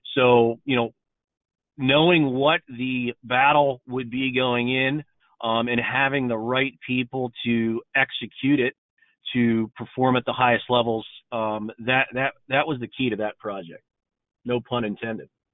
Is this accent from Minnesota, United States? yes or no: no; Pittsburgh, Pennsylvania, United States; moved away as an adult; now in North Carolina, United States; I'm actually born and raised in Pittsburgh, Pennsylvania